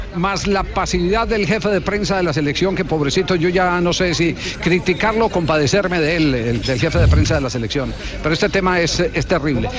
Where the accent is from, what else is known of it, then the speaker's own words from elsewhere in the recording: Colombia; somos los colombianos